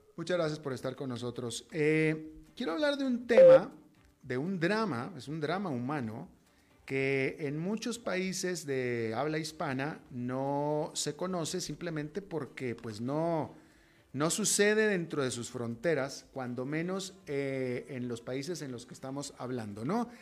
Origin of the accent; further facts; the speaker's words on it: Mexico; moved away as an adult; now in United States; soy latinoamericano y me defino como latinoamericano, nacido en México, pero definitivamente latinoamericano, viviendo más de dos décadas en Estados Unidos